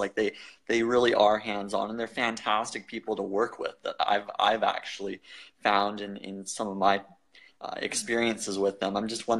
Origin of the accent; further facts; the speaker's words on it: Canada; I'm from Canada